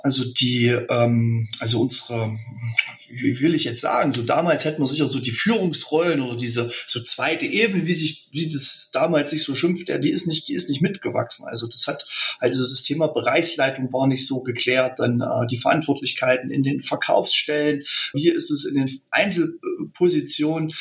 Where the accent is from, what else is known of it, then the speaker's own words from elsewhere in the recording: Frömmstedt, Thuringia, Germany; Wir sind ähm, aus Frömmstedt, ein kleiner Ort in Thüringen und sind mittlerweile in der dritten Generation